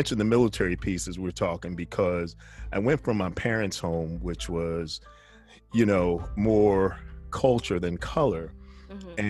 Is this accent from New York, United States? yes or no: yes; New York, United States; I grew up in New York.